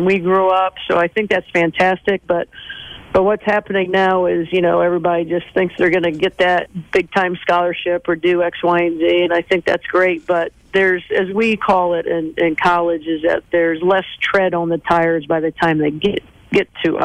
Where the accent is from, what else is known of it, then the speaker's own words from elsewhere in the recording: Mishawaka, Indiana, United States; when I grew up in Mishawaka